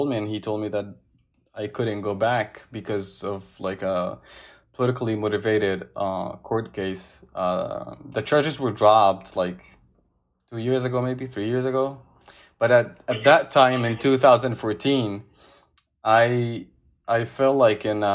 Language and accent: English; Alexandria, Alexandria Governorate, Egypt; moved away as an adult; now in United States; I'm from Alexandria, Egypt. I'm not from Cairo